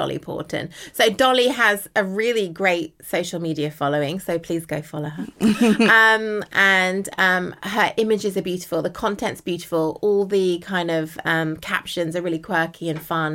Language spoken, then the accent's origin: English; United Kingdom; I'm a British model.